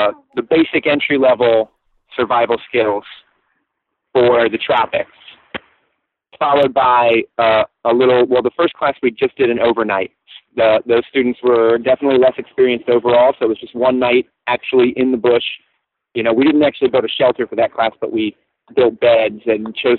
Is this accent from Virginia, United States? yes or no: yes; Virginia, United States; moved away as an adult; now in St. Croix, U.S. Virgin Islands; where I grew up in Virginia